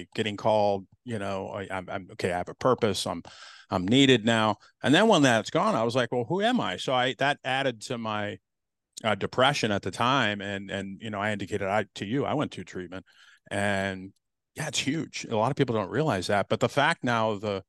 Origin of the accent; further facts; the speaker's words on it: Colorado, United States; moved away as an adult; now in Arizona, United States; I'm from Colorado. I grew up there, did my career there